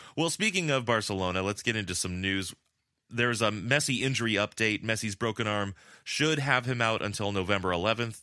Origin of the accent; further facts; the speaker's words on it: La Puente, California, United States; now in Madrid, Spain; I'm so Californian, my default is puente